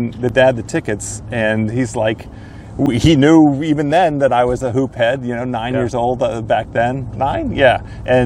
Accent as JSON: {"language": "English", "town": "Silver Spring", "region": "Maryland", "country": "United States", "tie": "born or raised there", "lives_now": "Washington, D.C., United States", "said": "I'm a native in the sense that I grew up in Silver Spring, Maryland"}